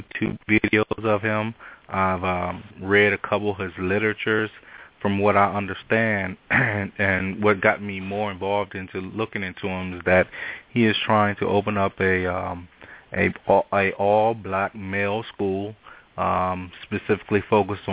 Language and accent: English; Washington, District of Columbia, United States; I'm originally from Washington, D.C. I was born and raised here